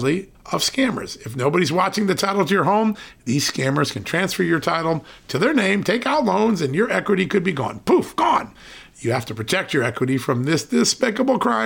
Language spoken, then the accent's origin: English; Connecticut, United States; I grew up in Connecticut